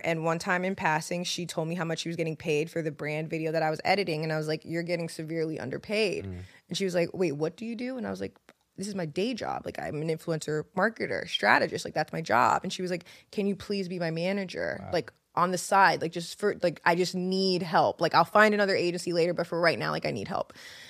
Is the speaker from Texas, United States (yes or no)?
no; New York, United States; And the funny thing about being like a New Yorker and moving to the South is that people move really differently.